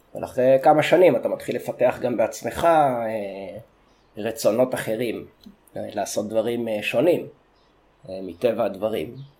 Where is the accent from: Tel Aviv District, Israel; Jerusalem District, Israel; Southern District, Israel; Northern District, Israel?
Southern District, Israel; Sde Boker; אולי נתחיל מזה שגדלתי בקיבוץ שדה בוקר. אני נולדתי שלושה קילומטר מאיפה שאנחנו עכשיו במדרשה, בקיבוץ שדה בוקר